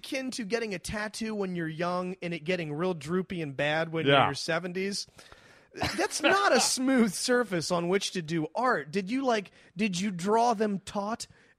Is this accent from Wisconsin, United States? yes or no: no; Waldorf, Maryland, United States; Maryland, where I'm from Waldorf, where I grew up.